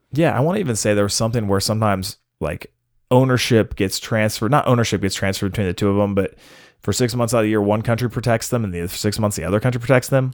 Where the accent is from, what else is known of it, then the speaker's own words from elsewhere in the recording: United States; I'm American